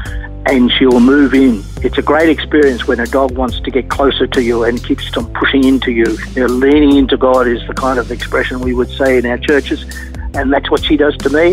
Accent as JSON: {"language": "English", "town": "Melbourne", "region": "Victoria", "country": "Australia", "tie": "born or raised there", "said": "I was born in Melbourne, in a little town called Heidelberg"}